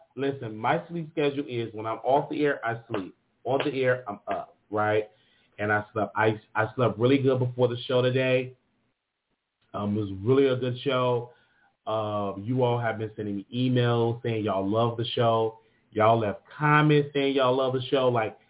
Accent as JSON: {"language": "English", "region": "Alabama", "country": "United States", "said": "Y'all is not gonna come from Florida. I came from Alabama."}